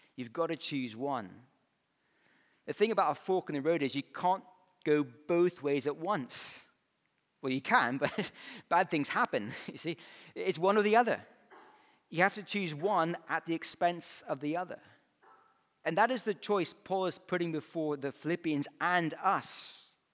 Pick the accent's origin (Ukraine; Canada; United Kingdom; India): United Kingdom; Scotland; moved away as an adult; growing up in Scotland, I had the wrong accent